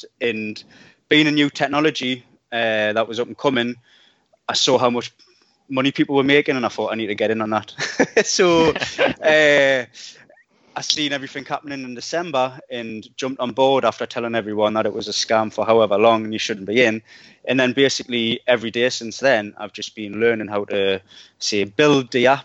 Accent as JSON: {"language": "English", "town": "Newcastle upon Tyne", "region": "North East England", "country": "United Kingdom", "said": "I'm from Newcastle"}